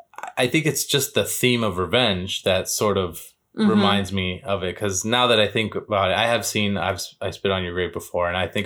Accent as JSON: {"language": "English", "region": "East Coast", "country": "United States", "moved": "yes", "said": "I'm originally from the East Coast"}